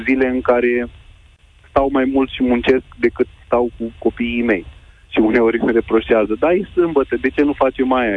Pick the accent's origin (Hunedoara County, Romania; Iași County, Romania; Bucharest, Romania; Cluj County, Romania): Iași County, Romania; Iași; moved away as an adult; now in Câmpulung Moldovenesc, Romania; mi-am părăsit orașul natal, Iașul, unde am trăit 30 ceva de ani